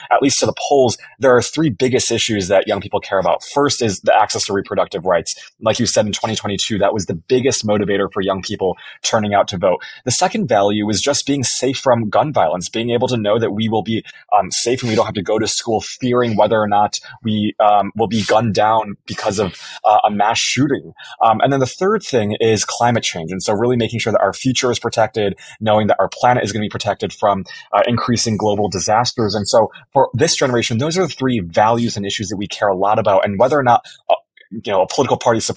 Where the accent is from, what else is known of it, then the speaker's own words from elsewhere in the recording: Illinois, United States; I was born in Illinois